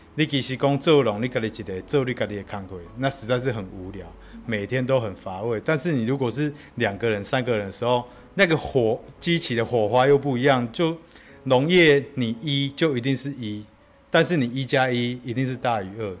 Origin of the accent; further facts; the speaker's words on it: Wufeng, Taichung, Taiwan; 我第一次感受到越来越接近自己国小的母校，然后我采访的人竟然竟然就在母校的旁边而已，四德国校，雾峰的四德国校